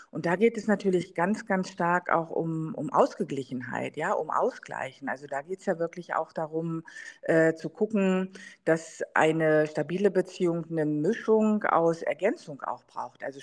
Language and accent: German; East Germany, Germany; Also ich meine, gut, ich bin ja in der DDR groß geworden, meine Mutter war trotzdem berufstätig